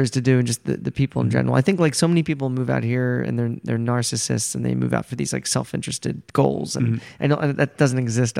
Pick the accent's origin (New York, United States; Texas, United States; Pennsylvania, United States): Pennsylvania, United States; Media; Philadelphia. You know Philadelphia, but do you know Media? Okay, no.